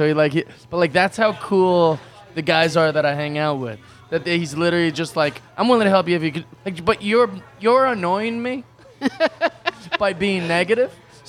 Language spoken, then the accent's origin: English; Seattle, Washington, United States; now in Sherman Oaks, United States; I'm from Seattle.